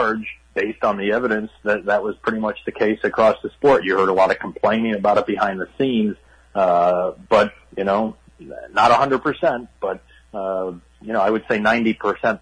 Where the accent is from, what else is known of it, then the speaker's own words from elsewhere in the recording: Cleveland, Ohio, United States; moved away as an adult; now in New York, United States; I was born and raised in Cleveland, but I've been in New York for 20 years.